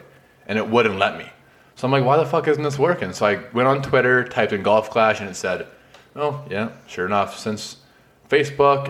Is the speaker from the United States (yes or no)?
no; Vinnis, Alberta, Canada; my hometown of Vinnis, Alberta